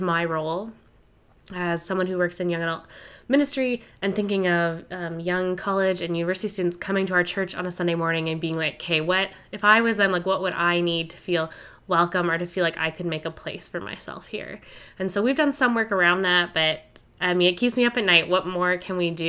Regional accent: Ontario, Canada; moved away as an adult; also born or lived in Winnipeg; I grew up in Ontario, but then I went to school in Winnipeg

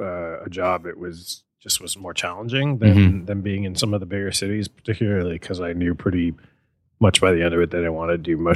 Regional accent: San Francisco, California, United States; moved away as an adult; also born or lived in Santa Barbara / Baltimore; I grew up in Chinatown in San Francisco

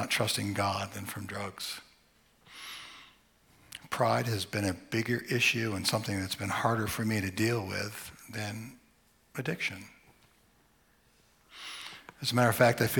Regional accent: Vermont, United States; My sister and I, we grew up in Vermont

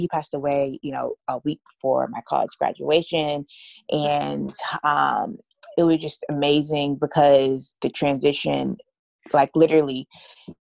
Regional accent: Atlanta, Georgia, United States; also born or lived in New York; I was born in New York and raised in Atlanta

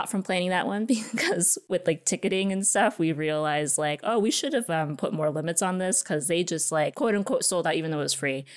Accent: San Diego, California, United States; San Diego is where I live. It's my hometown

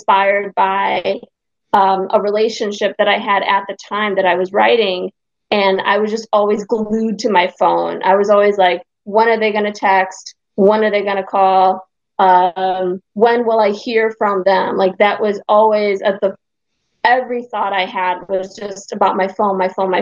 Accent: Hungary; moved away; I'm from Europe. I'm Hungarian

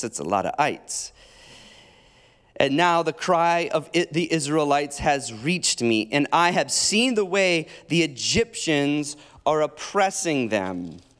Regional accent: Iowa, United States; moved away; also born or lived in Illinois; I grew up in Iowa in Illinois, and I was trimming the cemeteries in Iowa

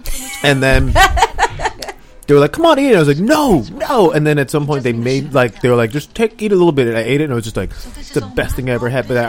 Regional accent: Orange County, California, United States; I'm from Orange County.

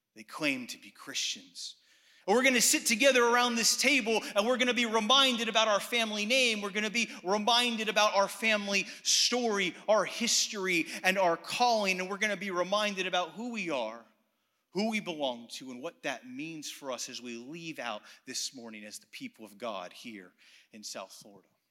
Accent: Athens, Attica, Greece; I was actually born and raised in Athens, Greece

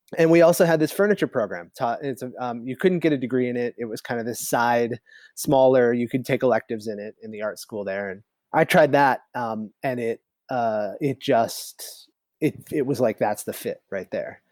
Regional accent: the Adirondacks, upstate New York, United States; now in San Diego, United States; I grew up in the Adirondacks

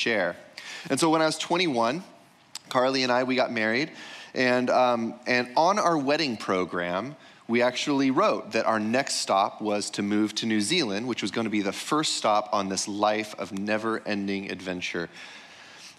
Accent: United States; growing up in America

